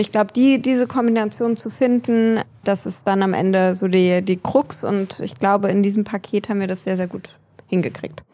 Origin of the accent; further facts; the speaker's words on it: Nahe, Rhineland-Palatinate, Germany; ich bin an der Nahe aufgewachsen